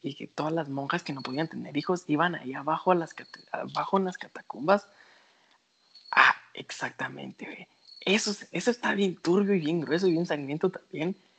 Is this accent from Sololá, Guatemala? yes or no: yes; Panajachel, Sololá, Guatemala; yo crecí en Pana